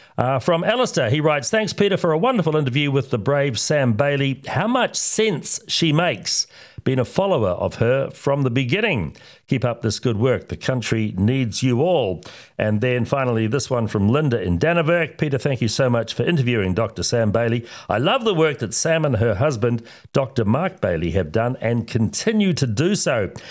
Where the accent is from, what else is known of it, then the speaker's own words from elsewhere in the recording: Oamaru, Otago, New Zealand; my hometown of Omaru